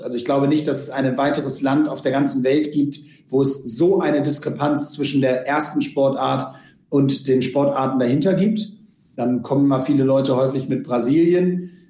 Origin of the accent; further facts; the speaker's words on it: Hamburg, Germany; wir sind zusammen aufgewachsen im UAC, im, im Uhlenhaus Hockey Club in Hamburg